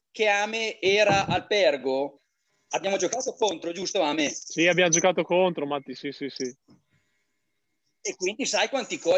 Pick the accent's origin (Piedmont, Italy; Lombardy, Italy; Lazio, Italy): Lombardy, Italy; Crema; Guarda, io allora sono di Crema, però io mi sento cremonese